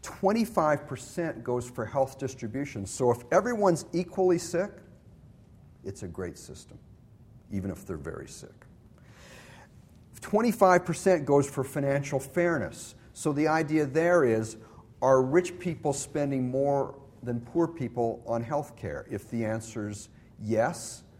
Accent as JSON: {"language": "English", "country": "Canada", "moved": "yes", "lives_now": "United States", "said": "I'm originally from Canada."}